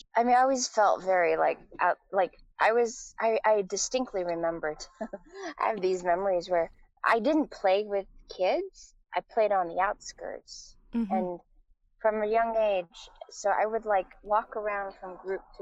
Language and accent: English; Taiwan; moved away; also born or lived in United States; I was raised in Taiwan from the time I was like 3 years old on.